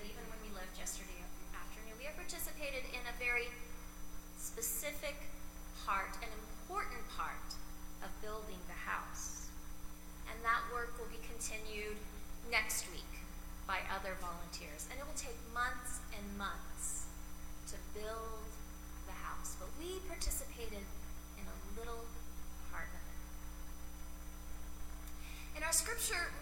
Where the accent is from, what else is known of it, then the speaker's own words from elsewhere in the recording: Texas, United States; moved away as an adult; also born or lived in Loveland, Colorado / Central City, Colorado / Cheyenne, Wyoming; now in Denver, United States; the church that I grew up in Ty, Texas